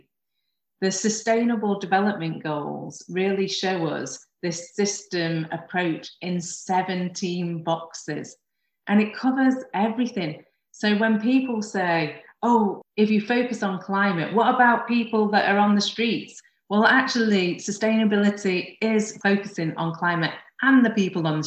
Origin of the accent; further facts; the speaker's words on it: United Kingdom; my hometown of Lyme